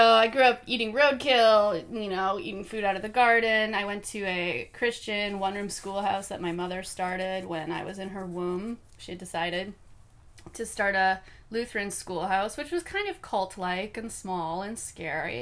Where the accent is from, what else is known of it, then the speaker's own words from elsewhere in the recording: Northwoods of Minnesota, United States; I was raised in the Northwoods of Minnesota